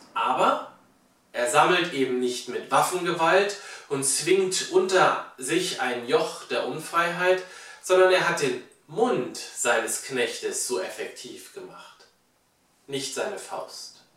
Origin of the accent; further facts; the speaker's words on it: Germany; wir als Deutsche